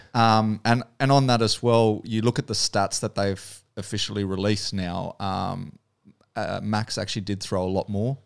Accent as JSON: {"language": "English", "country": "Australia", "said": "being the Aussie"}